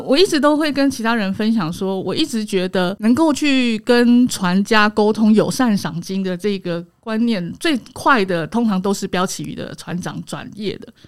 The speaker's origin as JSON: {"language": "Chinese", "country": "Taiwan", "said": "我们台湾人"}